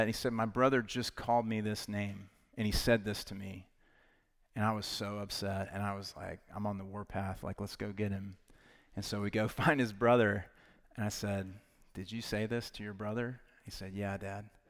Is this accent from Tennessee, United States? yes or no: yes; Knoxville, Tennessee, United States; I'm from Knoxville, Tennessee, so big Vol fans.